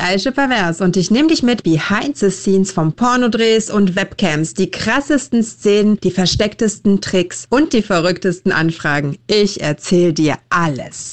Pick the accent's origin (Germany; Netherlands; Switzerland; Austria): Germany; Berlin; wir sind auch in Neukölln groß geworden mit einem großen Migrantenanteil